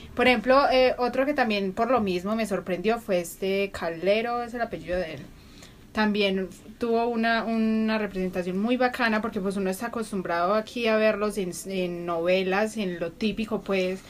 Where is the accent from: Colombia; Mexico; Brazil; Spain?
Colombia; como colombiano